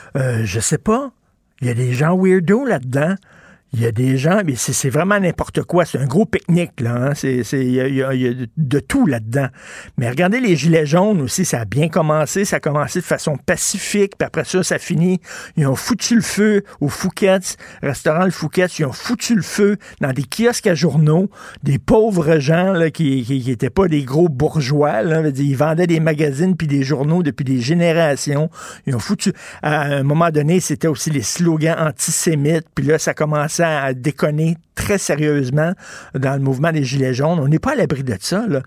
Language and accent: French; Quebec, Canada; on est des Québécois